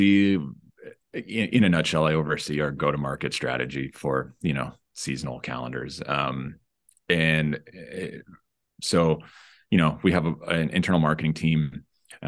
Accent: Denver, Colorado, United States; now in San Francisco, United States; I'm originally from Denver

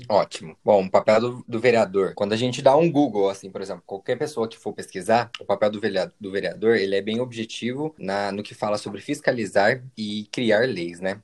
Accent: Aguaí, São Paulo, Brazil; eu sou da cidade de Aguaí, São Paulo

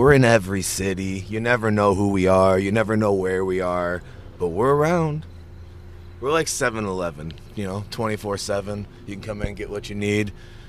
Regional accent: Midwest, United States; We're from the Midwest

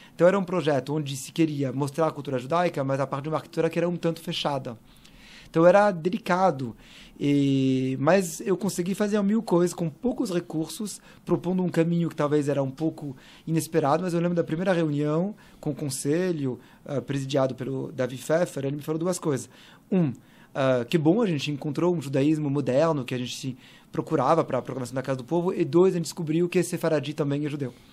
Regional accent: Paris, Île-de-France, France; Portuguese is a second language; moved away as an adult; now in São Paulo, Brazil; E eu nasci em Paris, uh, em 80

